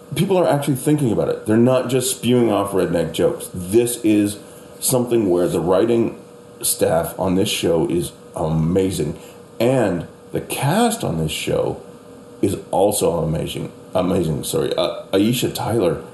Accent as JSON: {"language": "English", "country": "Canada", "moved": "as an adult", "lives_now": "United States", "said": "I'm Canadian"}